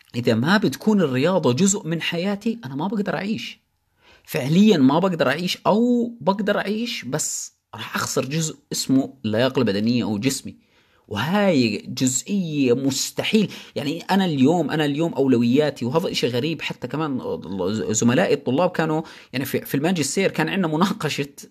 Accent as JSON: {"language": "Arabic", "country": "Jordan", "said": "عندنا بالاردن"}